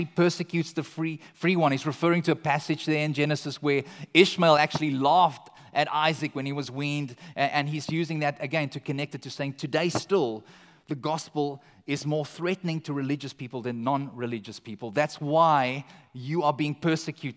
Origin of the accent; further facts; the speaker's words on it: South Africa; moved away as an adult; now in Canada; eventually we tell them we're South African